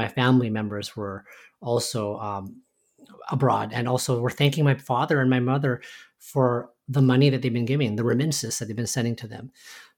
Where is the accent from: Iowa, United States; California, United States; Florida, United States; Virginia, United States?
California, United States; Oxnard; So, I was born in Oxnard, California, and grew up in a kind of a mostly Hispanic and Asian community.